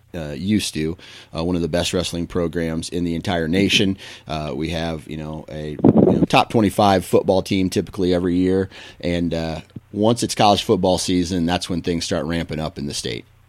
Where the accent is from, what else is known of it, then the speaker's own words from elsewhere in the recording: Mount Pleasant, Iowa, United States; my hometown of Mount Pleasant, Iowa